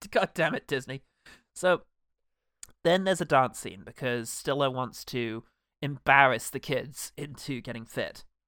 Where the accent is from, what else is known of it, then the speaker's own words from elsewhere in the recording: England, United Kingdom; as a British person who spent no time in America